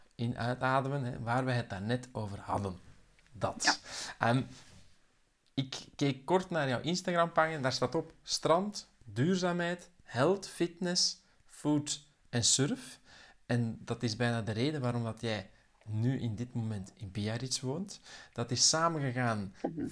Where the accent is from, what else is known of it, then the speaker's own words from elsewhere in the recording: Mechelen, Flanders, Belgium; moved away as an adult; also born or lived in Belgian coast; Eva en ik, wij zijn van Mechelen, waar dat dan toen het centrum van de wereld was